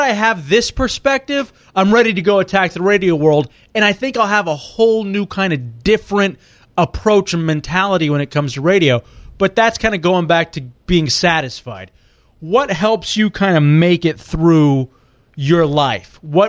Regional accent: New York, United States; Really, to be truthful, you know, as a kid growing up in New York or on a national platform, that kind of thing.

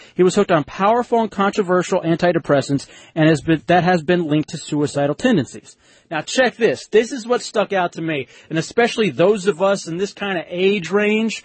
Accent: Texas, United States; moved away; also born or lived in Florida; growing up in Texas

